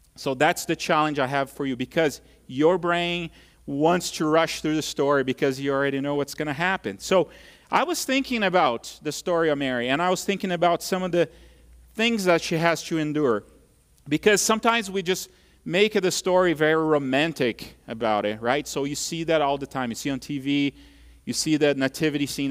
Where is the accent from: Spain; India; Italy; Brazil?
Brazil; now in United States; when I was a kid growing up in Brazil